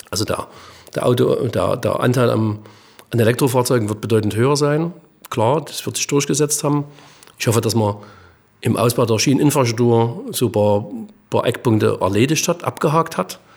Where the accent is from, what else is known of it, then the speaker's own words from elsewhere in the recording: East Germany, Germany; Also ich sage mal so, jetzt bin ich Ostdeutscher und sage, beim Thema Schweden und sowas habe ich riesen Bauchschmerzen.